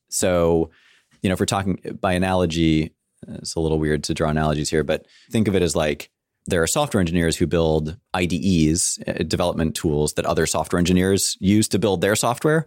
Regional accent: San Francisco, California, United States; I grew up in San Francisco in cool. the city, which makes me a rare breed, I'm told

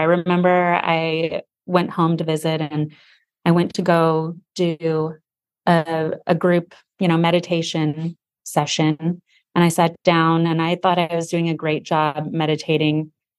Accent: Sedona, Arizona, United States; Yeah, I think growing up, any kid that grows up in a small town is like, oh, it's a small tow

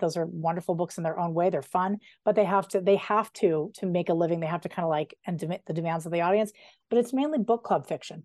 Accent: outside Denver, between Idaho Springs and Evergreen, Colorado, United States; I grew up right outside of Denver between Idaho Springs and Evergreen

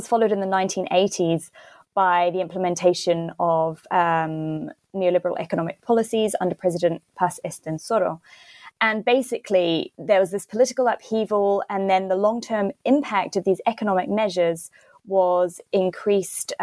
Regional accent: Christchurch, Canterbury, New Zealand; moved away as an adult; also born or lived in Santiago, Chile / United Kingdom; my hometown of Christchurch

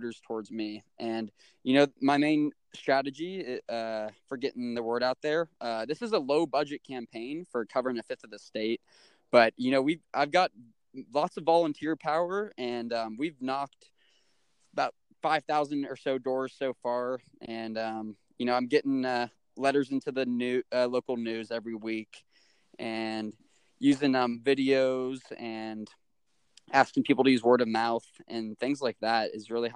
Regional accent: Atlanta, Georgia, United States; moved away as an adult; now in Missoula, United States; I grew up in Atlanta, Georgia

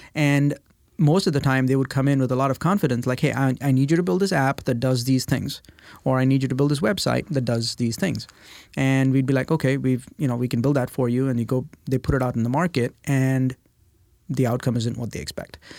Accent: India; moved away as an adult; now in United States; I was born and raised in India

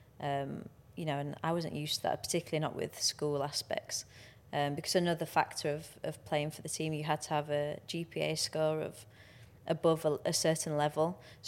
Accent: England, United Kingdom; You know, we're not naturally like that as English people, are we?

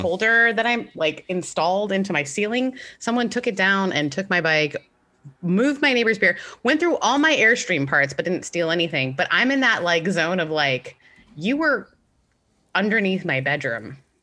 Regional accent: Mississippi, United States; also born or lived in Canada; I'm originally from Canada, grew up in Mississippi. So I moved from Canada to Mississippi when I was fourteen

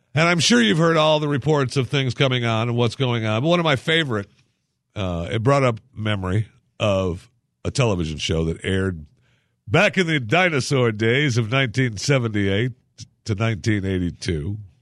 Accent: Michigan, United States; moved away; I remember growing up in Michigan. I couldn't wait to get out of there because of winter

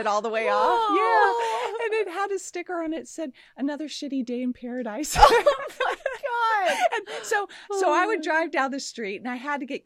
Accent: the Valley, California, United States; I'm this girl from the Valley. I'm living with my mom. I'm 19 years old

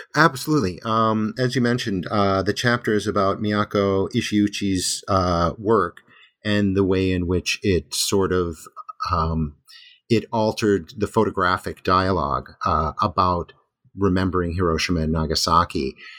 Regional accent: United States; now in Japan; I'm an American

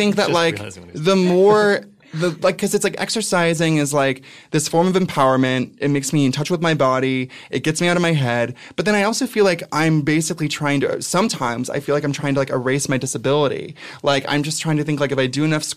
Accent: Ventura, California, United States; moved away as an adult; also born or lived in San Francisco; now in New York, United States; I'm from Ventura, which is like Laguna Beach, but with meth.

